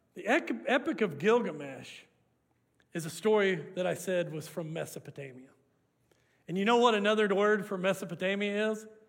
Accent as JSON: {"language": "English", "town": "Hooker", "region": "Oklahoma", "country": "United States", "tie": "born or raised there", "moved": "yes", "lives_now": "Canadian, Texas, United States", "said": "I grew up in the Te- Oklahoma Panhandle, and we had an urban legend in Hooker, Oklahoma"}